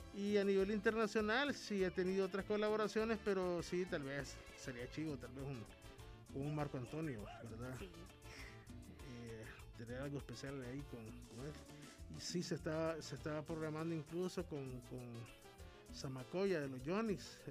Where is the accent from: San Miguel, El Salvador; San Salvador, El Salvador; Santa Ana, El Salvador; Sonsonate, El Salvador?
San Miguel, El Salvador